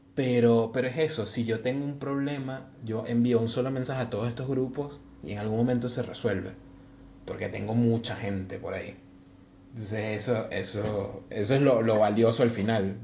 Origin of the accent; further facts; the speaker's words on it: Venezuela; moved away; somos muchos venezolanos acá